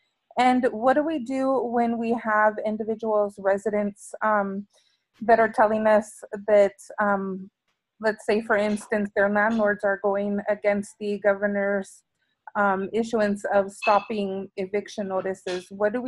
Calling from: Yakima, Washington, United States; I'm calling from Yakima, Washington, from Latino Community Fund.

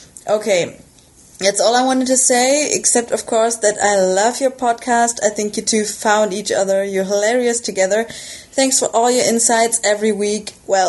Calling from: Germany; English is a second language; I'm calling in from Germany. I hope my English is okay, as it's not my first language

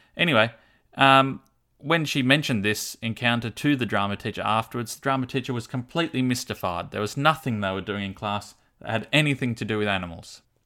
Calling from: Launceston, Tasmania, Australia; I'm calling from Launceston, Tasmania

